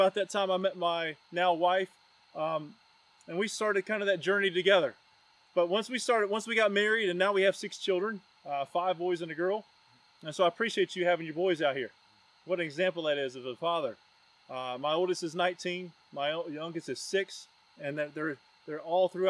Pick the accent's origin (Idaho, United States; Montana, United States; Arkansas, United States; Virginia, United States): Virginia, United States; Roanoke; also born or lived in Knoxville, Tennessee; Roanoke, Virginia, my hometown.